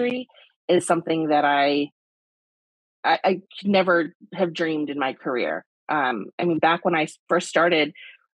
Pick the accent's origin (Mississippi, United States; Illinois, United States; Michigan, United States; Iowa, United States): Michigan, United States; moved away as an adult; also born or lived in New York; I grew up in Michigan, moved to New York right after college